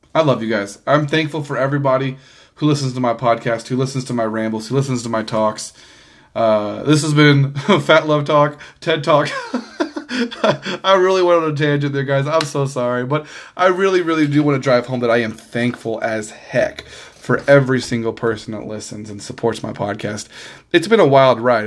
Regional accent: Missouri, United States; I was born in Missouri

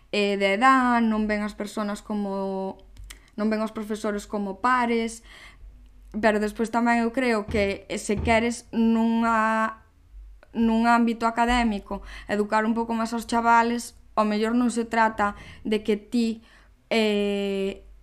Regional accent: Coristanco, Galicia, Spain; somos de Coristanco

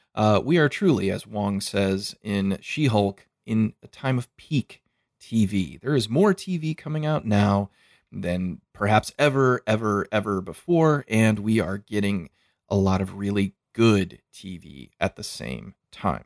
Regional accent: United States; I'm an American

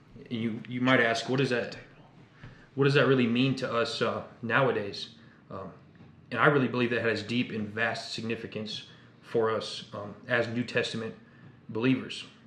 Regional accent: Indiana, United States; now in Texas, United States; I'm 21. I'm from Indiana

